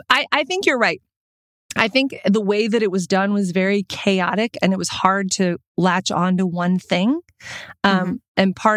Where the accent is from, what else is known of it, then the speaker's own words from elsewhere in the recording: Texas, United States; also born or lived in South Dakota; That is not a thing ever in Texas where I grew up or in South Dakota where I grew up.